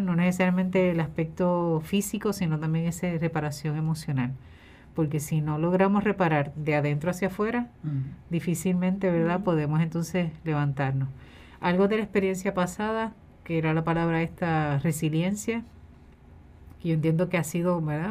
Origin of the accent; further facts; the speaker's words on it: Puerto Rico; como sociedad puertorriqueña